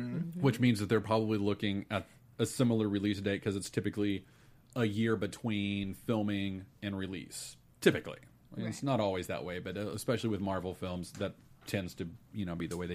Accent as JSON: {"language": "English", "region": "Texas", "country": "United States", "tie": "born or raised there", "said": "I was raised in Texas"}